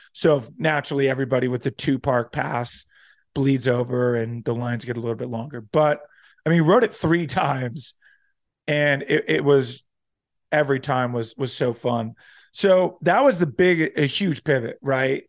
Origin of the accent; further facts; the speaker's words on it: near Atlantic City, New Jersey, United States; moved away; also born or lived in Florida; aside from living in Florida, spent most of my childhood growing up in Southern New Jer-, in Southern, wow, in South Jersey, right near Atlantic City, suburb outside